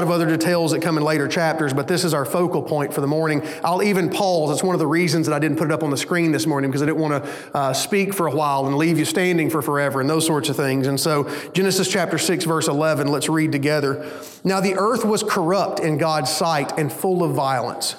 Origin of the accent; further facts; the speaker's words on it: Hayden, Alabama, United States; also born or lived in Hueytown, Alabama; When my parents decided to move, they moved up to a small town called Hayden, Alabama